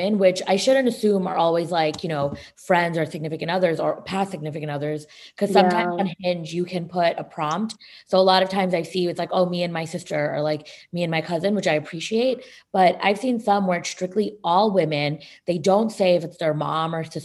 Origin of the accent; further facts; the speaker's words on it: New Jersey, United States; moved away as an adult; now in Atlanta, United States; I'm from New Jersey